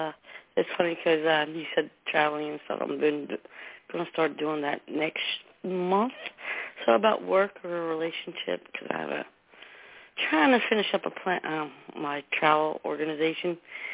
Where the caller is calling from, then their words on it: New Jersey, United States; Hi, how are you? … from New Jersey.